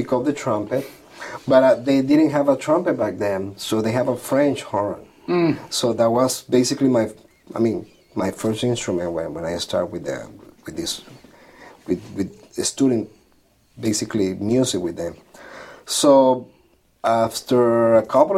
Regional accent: Villa de Cura, Aragua, Venezuela; moved away as an adult; now in New York, United States; grew up in a very small town in Venezuela, Villa de Cura, which is about 2.5 hours from Caracas

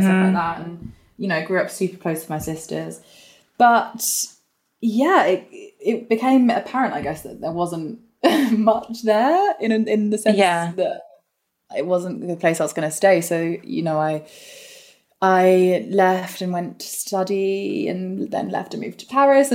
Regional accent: Northampton, East Midlands, United Kingdom; we're both from Northampton. So I grew up really in this place

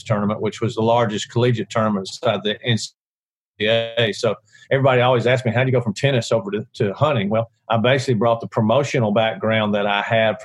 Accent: Montgomery, Alabama, United States; I was born and raised in Montgomery, Alabama.

